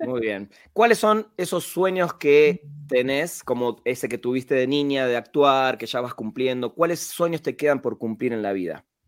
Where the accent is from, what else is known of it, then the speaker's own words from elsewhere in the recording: Argentina; moved away as an adult; now in Mexico; orgullo como latino, argentino en este caso, que vive en México